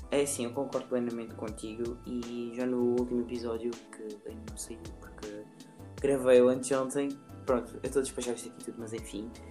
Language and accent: Portuguese; Alentejo, Portugal; Quando nós dizemos que somos do Alentejo